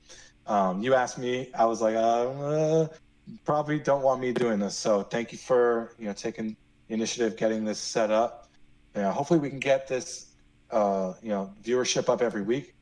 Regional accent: Miami, Florida, United States; I'm from Miami

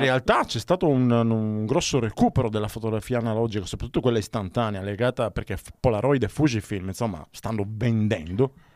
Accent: Palermo, Sicily, Italy; moved away; io sono palermitano

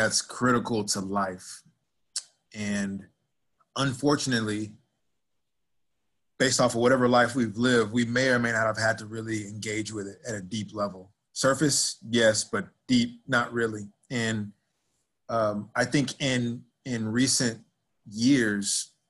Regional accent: Dallas, Texas, United States; moved away as an adult; also born or lived in Nebraska / Philadelphia / Arkansas / Florida; as a kid growing up in Dallas, Texas, that I'd be living in Nebraska

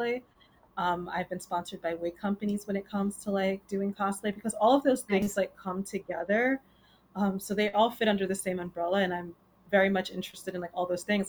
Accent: New York City, New York, United States; also born or lived in Bronx; I am originally from Queens, but I live in the Bronx

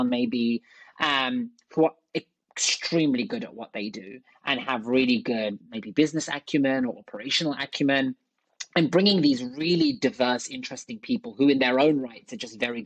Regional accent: London, United Kingdom; moved away as an adult; also born or lived in Oxford / Silicon Valley; I'm from London originally. I grew up in London.

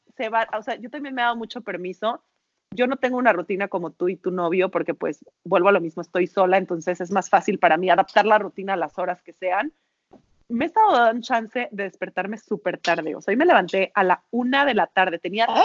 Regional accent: Mexico; los mexicanos somos unos chingones

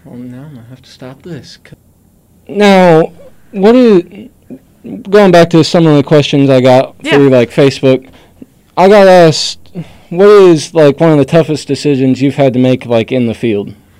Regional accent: Boone County, Missouri, United States; we're from Boone County

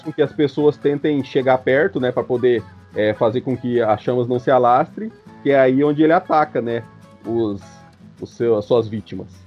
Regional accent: Mato Grosso, Brazil; Eu nasci no centro-oeste né, do, do, do Brasil, nasci no Mato Grosso

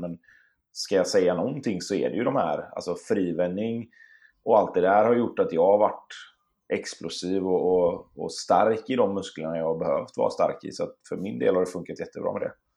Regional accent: Sweden; also born or lived in Gothenburg / Stockholm; jag och min syster och min mamma bodde hemma i Sverige

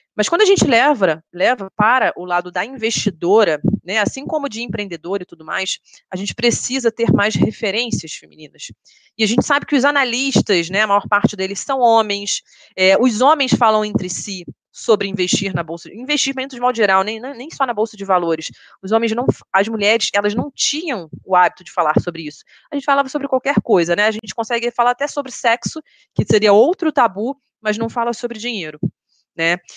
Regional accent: Rio de Janeiro, Brazil; moved away as an adult; now in São Paulo, Brazil; A gente fala que a gente é carioca

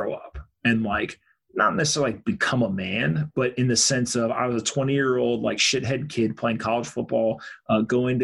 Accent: United States; I'm an American dude

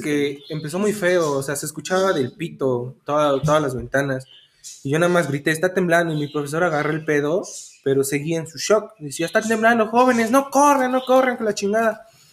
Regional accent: Mexico; somos mexicanos y nos reímos de cualquier tragedia

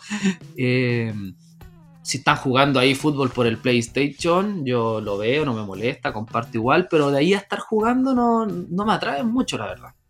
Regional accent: Renca, Santiago Metropolitan Region, Chile; yo soy nacido y criado en Renca

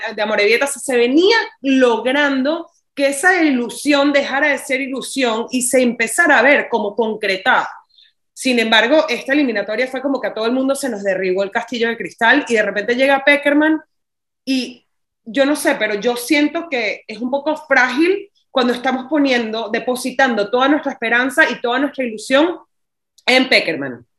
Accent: Venezuela; moved away; also born or lived in Barcelona / Miami; como venezolano

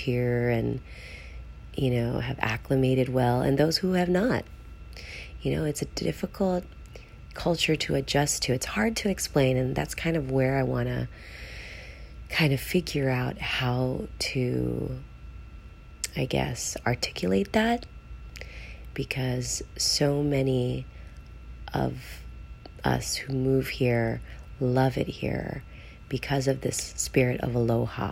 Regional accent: Los Angeles, California, United States; moved away as an adult; also born or lived in Philippines; now in Hawaii, United States; I'm originally from California, from Southern California, Los Angeles.

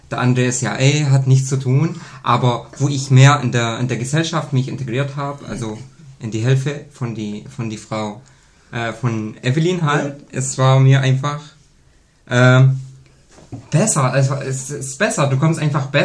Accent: Syria; German is a second language; now in Germany; Ich komme ursprünglich aus Syrien. Ja. Also ich lebe jetzt seit ungefähr sechs Jahren bei der Familie

